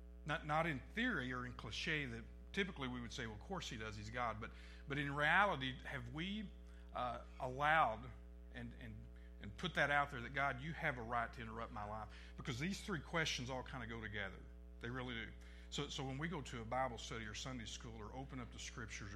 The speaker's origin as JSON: {"language": "English", "region": "Northeast Arkansas", "country": "United States", "said": "I come from Northeast Arkansas"}